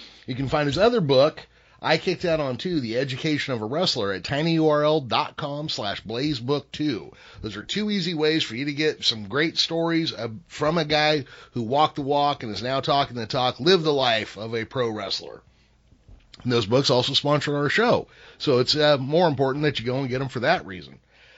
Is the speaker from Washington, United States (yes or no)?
no; California, United States; I grew up in California.